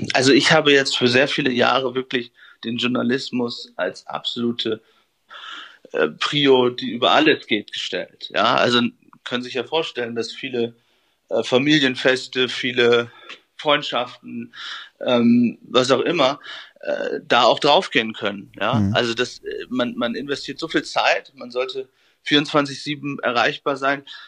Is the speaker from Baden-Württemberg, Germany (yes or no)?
no; Friesland, Lower Saxony, Germany; moved away; in meiner Heimat aus Friesland verbringen, bei meinen Eltern